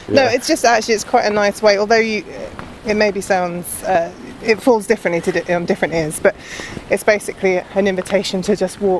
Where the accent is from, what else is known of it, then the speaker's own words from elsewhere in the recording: London, United Kingdom; I grew up in London as well